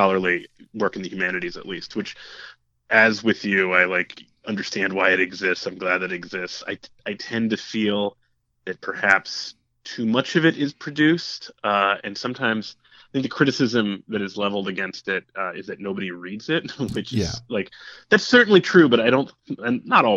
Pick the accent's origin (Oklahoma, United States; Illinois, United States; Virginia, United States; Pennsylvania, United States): Pennsylvania, United States; Pittsburgh; moved away as an adult; also born or lived in Washington, Pennsylvania; I'm from the city of Pittsburgh. I grew up in the East End of the city and, you know, spent 18 years of my life there